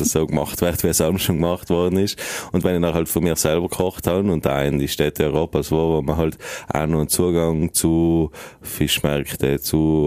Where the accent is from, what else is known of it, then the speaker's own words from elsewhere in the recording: South Tyrol, Trentino-Alto Adige, Italy; also born or lived in Berlin / Vienna; seit wir natürlich äh, nach 1918 zu Italien gekommen sind